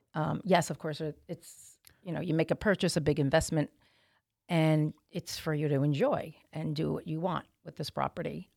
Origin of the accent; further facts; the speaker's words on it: Montville, New Jersey, United States; moved away as an adult; now in South Jersey, United States; I am from Montville